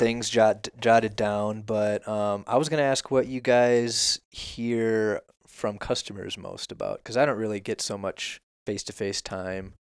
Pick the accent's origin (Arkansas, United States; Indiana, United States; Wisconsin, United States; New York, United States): Wisconsin, United States; Wisconsin, um, so, yeah, not too far. I gr, I grew up pretty close to the, uh, um, Iowa border